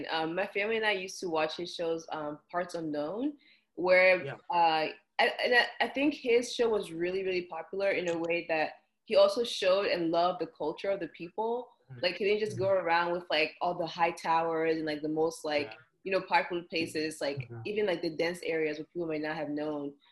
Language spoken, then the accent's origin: English; DR Congo; also born or lived in South Africa; now in United States; So I was born in Congo, um, and then after I lived in South Africa, and then I came to the states.